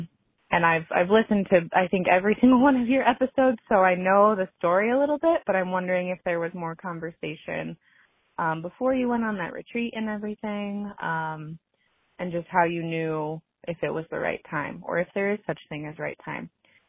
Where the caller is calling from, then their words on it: Denver, Colorado, United States; I'm calling you from Denver, Colorado.